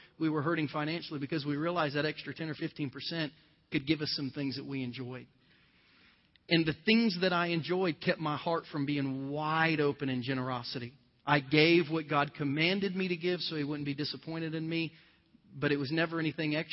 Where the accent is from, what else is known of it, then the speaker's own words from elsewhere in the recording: southern Ohio, United States; moved away as an adult; my little poor town in southern Ohio